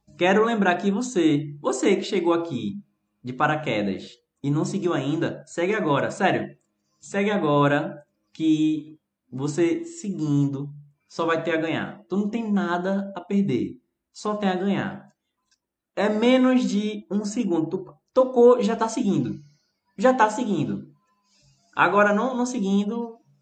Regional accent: Brazil; sou brasileiro

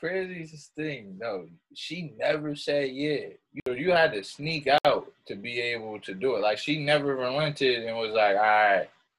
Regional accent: Red Bank, New Jersey, United States; also born or lived in Neptune, New Jersey; In 7th grade, I went from Red Bank to Neptune.

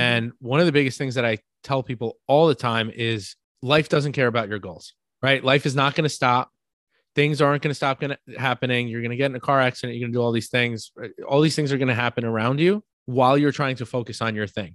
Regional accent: New York, United States; accent: New York; my New York accent

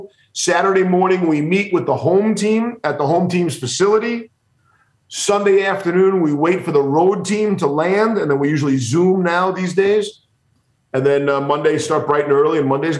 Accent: Merrick, New York, United States; Where I grew up in Merrick, Long Island. And I lived on this street, had 6 or 7 houses.

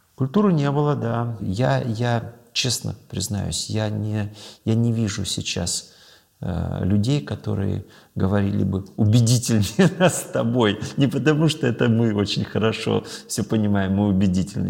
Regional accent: Dagestan, Russia; moved away; я родился и вырос в Дагестане

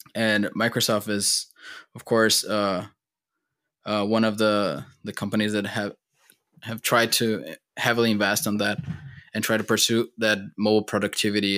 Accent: Brazil; moved away as an adult; now in United States; I'm born and raised in Brazil

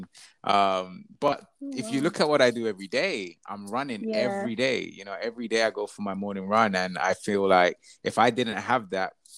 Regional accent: Croydon, London, United Kingdom; I grew up in Croydon. I was actually born in my house.

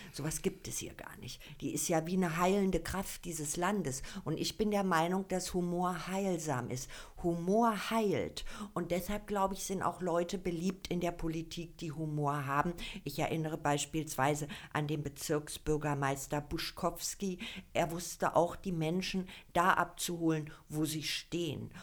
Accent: Berlin, Germany; now in Falkensee, Germany; Also ich bin ja Ur-Berlinerin. Hier geboren, in Zehlendorf, in Charlottenburg aufgewachsen

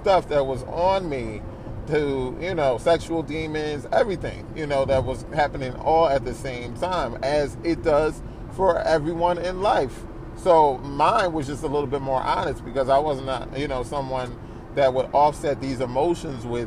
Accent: New Jersey, United States; also born or lived in Philadelphia; we moved over to South Jersey to a wonderful church where most of my rearing of church was in, and that is most of my upbringing

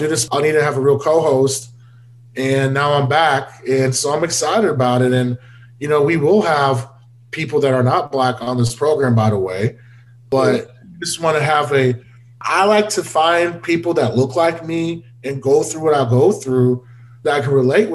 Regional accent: Houston, Texas, United States; my hometown of Houston

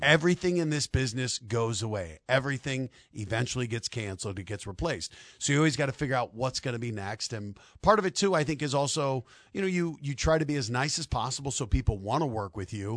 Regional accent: Denver, Colorado, United States; I'm from Denver

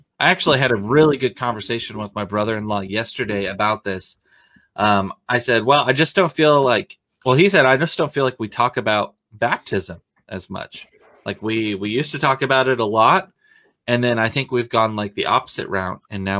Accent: Oregon, United States; you forget that I came from Oregon. Everything is damp in Oregon. It is a moist state.

